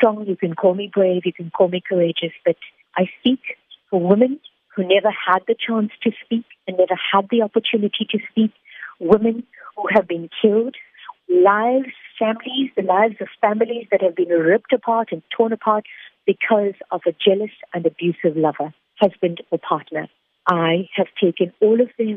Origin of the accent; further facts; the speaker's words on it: South Africa; I am a South African woman. I am an Indian woman